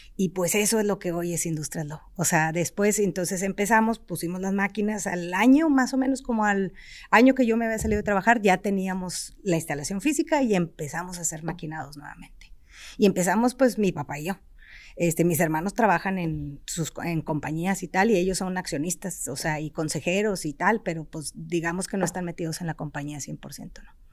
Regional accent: Mexico; also born or lived in Germany; yo soy felizmente mexicana y me regresé

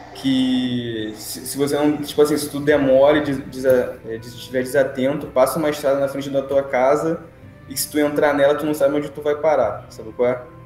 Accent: Rio de Janeiro, Brazil; a gente é do Rio de Janeiro

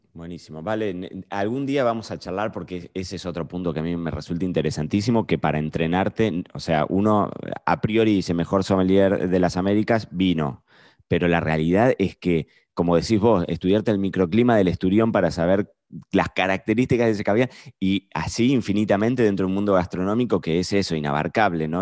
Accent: Argentina; nosotros somos argentinos

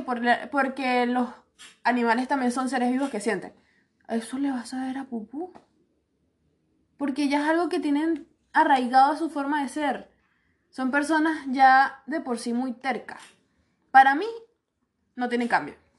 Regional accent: Venezuela; now in Chile; Porque yo estoy orgullosa de ser venezolana

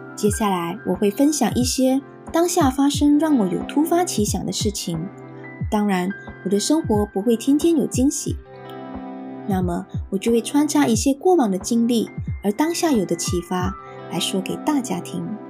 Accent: Malaysia; moved away as an adult; now in New Zealand; 我来自一个像火星那么热的热带国家，马来西亚。一家移居来到奇异国之地，新西兰

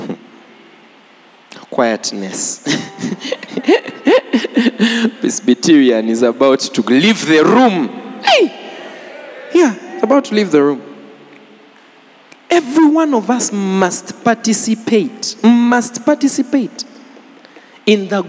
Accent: Jinja, Eastern Region, Uganda; I grew up in Jinja, so I speak fairly good

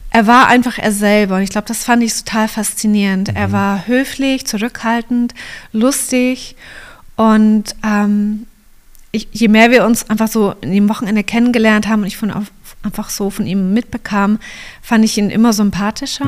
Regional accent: Kempten, Bavaria, Germany; also born or lived in Canada; ich bin hier im Allgäu geboren, in mhm. Kempten

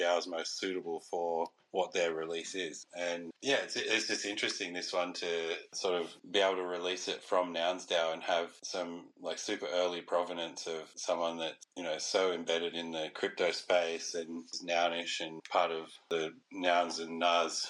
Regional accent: Australia; also born or lived in Canada; I am an Aussie

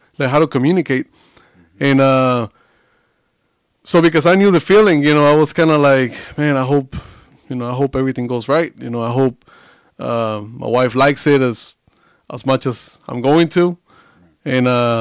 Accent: Coahuila, Mexico; moved away as an adult; now in Southern Mexico; I was born and raised like in the very, very north of Mexico, in Coahuila.

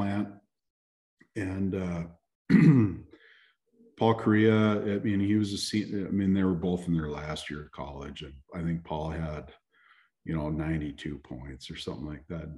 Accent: about 80 miles west of Duluth, Minnesota, United States; I live about, and I still do, about 80 miles west of Duluth

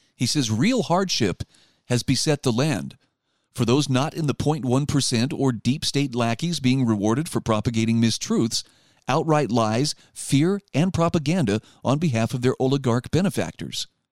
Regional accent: Utah, United States; my home state of Utah

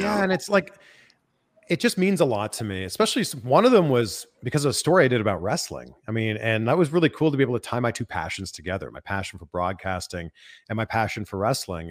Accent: Toronto, Ontario, Canada; moved away as an adult; also born or lived in Cleveland, Ohio; now in United States; I grew up in the Toronto area

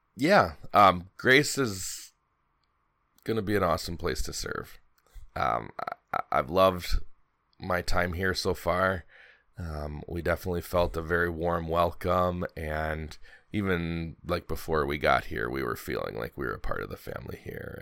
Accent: Milwaukee, Wisconsin, United States; moved away; also born or lived in Alaska; growing up in Milwaukee, um, I follow all of the Wisconsin sports teams

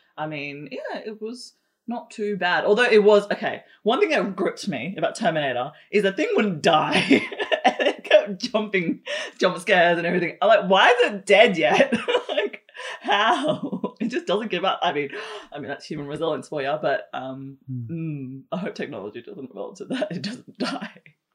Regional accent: Darwin, Northern Territory, Australia; I was born in Darwin

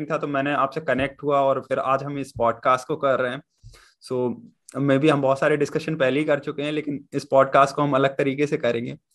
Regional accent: Jhansi, Uttar Pradesh, India; मैं झांसी से हूँ आप प्रयागराज से हैं

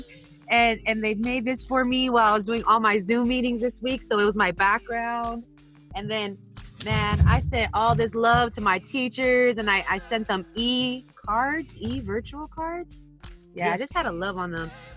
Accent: Inland Empire, California, United States; also born or lived in San Diego; raised in Inland Empire

